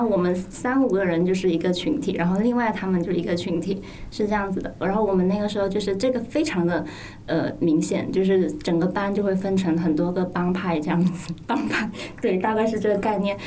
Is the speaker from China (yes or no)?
yes; Guangdong, China; 我应该童年是在潮汕地区过的